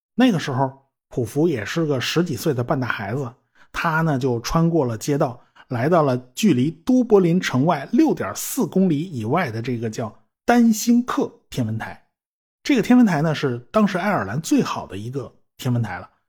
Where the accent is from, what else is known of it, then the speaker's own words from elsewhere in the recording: China; 我们中国人